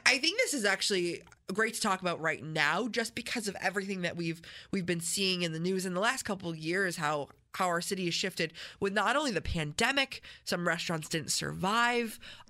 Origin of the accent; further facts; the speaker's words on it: Canandaigua, New York, United States; I grew up in Canandaigua. We're both local outside of Center City, Rochester.